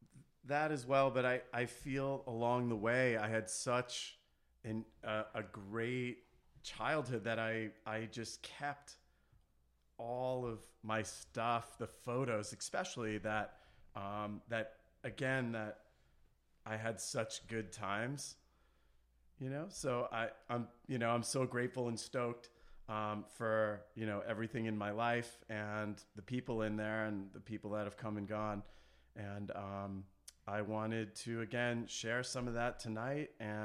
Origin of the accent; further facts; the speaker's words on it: Long Beach, California, United States; I'm here to share a little bit about the experiences that we had growing up in Long Beach and how we